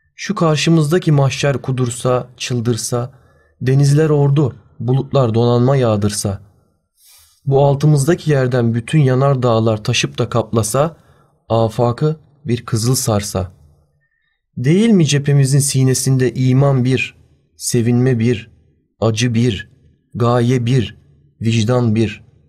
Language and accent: Turkish; Turkey; iyi ki bu ülkede doğmuşum